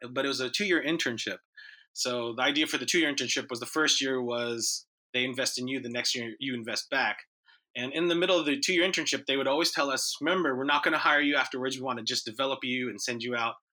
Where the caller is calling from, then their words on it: California, United States; Um, Southern California, Orange County.